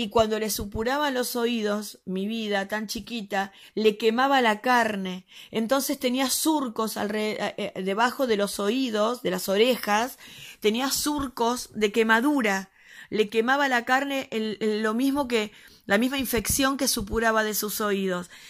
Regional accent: Buenos Aires, Argentina; nosotros somos de Argentina, peor, perdón que no lo, no lo aclaré antes, somos de Argentina, Buenos Aires, quizás por el tono se den cuenta.

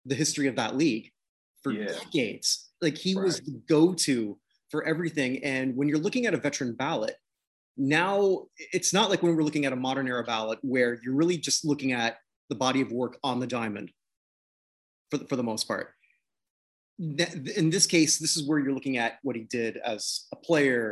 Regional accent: Canada; I'm actually a Canadian

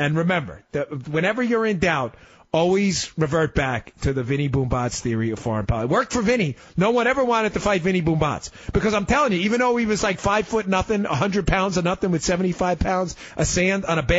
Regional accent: New York City, New York, United States; I grew up in New York. For all of you listening from Queens and Brooklyn, I was a Queens guy just like Trump.

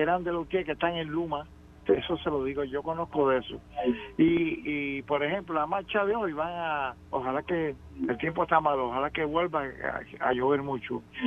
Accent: Cuba; now in Puerto Rico; yo como cubano

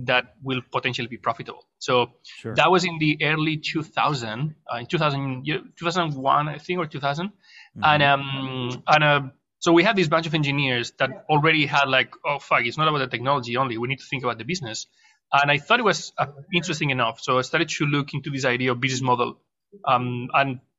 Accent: Barcelona, Catalonia, Spain; moved away as an adult; also born or lived in Madrid; now in Shanghai, China; I'm Spanish. I was born in Madrid, raised in Barcelona. I spent a third of my life in Barcelona. Then I moved back to Madrid

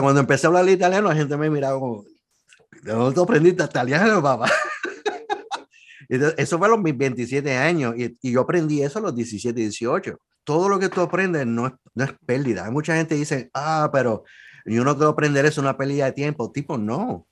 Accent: Puerto Rico; soy de Puerto Rico

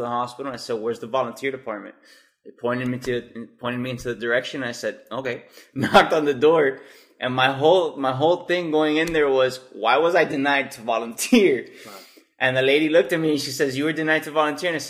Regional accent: Miami, Florida, United States; grew up, born and raised in Miami, Florida. I'm from the city of Westchester

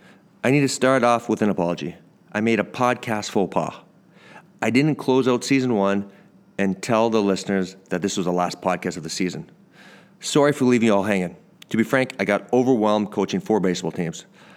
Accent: Canada; I'm from Canada

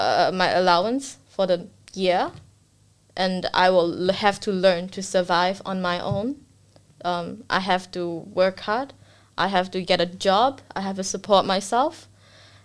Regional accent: Singapore; now in Australia; I'm Singaporean, and my parents are pretty strict.

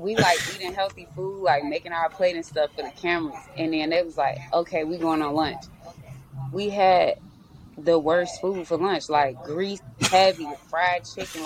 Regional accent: Maywood, Illinois, United States; I'm from Maywood.

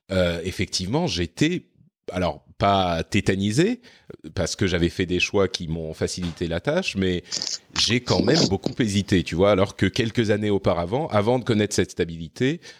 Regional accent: Lebanon; born there; also born or lived in Cyprus / France; j'ai vécu à, euh, à Chypre quand j'étais adolescent, j'ai vécu au Liban, j'ai vécu. Enfin, je suis, je suis né au Liban en fait.

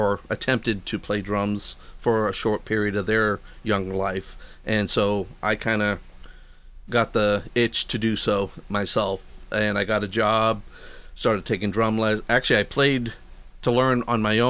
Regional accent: Boston, Massachusetts, United States; moved away as an adult; now in Nashville, United States; I'm originally from Boston

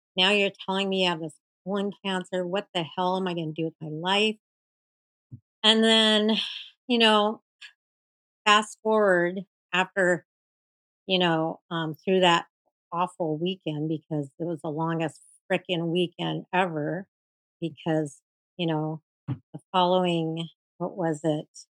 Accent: Seattle, Washington, United States; I'm from Seattle, Washington.

